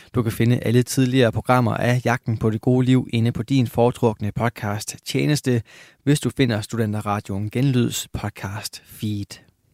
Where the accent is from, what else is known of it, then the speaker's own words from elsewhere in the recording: Lystrup, Central Denmark Region, Denmark; min hjemby, Lystrup